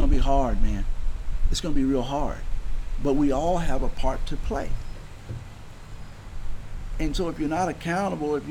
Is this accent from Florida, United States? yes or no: yes; Baldwin, Florida, United States; I grew up in Baldwin